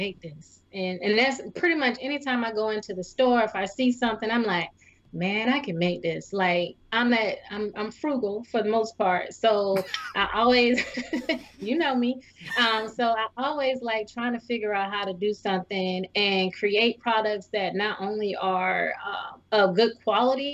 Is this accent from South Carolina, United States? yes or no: yes; Clarendon County, South Carolina, United States; I'm from Clarendon County, so we used to have like the Striped Bass Festival